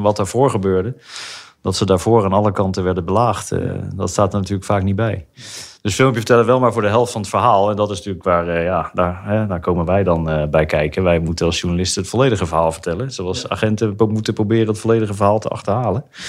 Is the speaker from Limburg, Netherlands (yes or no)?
no; The Hague, South Holland, Netherlands; Opgegroeid in Den Haag, geboren en getogen.